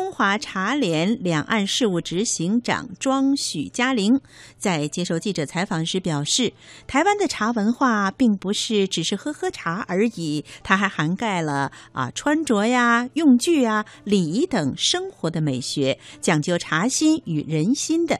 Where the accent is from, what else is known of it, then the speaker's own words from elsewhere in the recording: northern China, China; 毕竟我是北方人啊